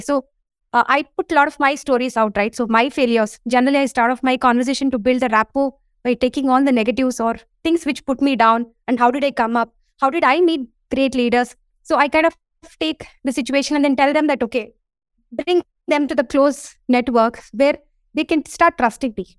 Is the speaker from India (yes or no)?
yes; India; I'm from India